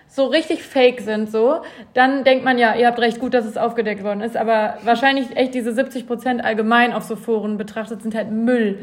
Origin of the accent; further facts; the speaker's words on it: Bielefeld, North Rhine-Westphalia, Germany; now in Cologne, Germany; in Bielefeld aus meiner Heimatstadt